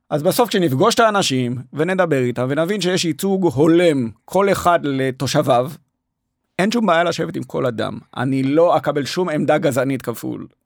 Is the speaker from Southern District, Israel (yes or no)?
no; Jerusalem, Jerusalem District, Israel; moved away as an adult; now in Tel Aviv, Israel; אני נולדתי וגדלתי בירושלים, ועברתי לתל אביב ללימודי אדריכלות בגיל 23